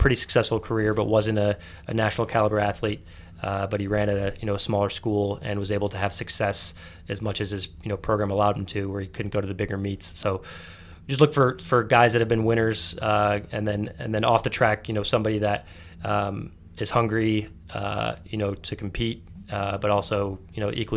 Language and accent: English; Midwest, United States; now in Washington, D.C., United States; I'm from the Midwest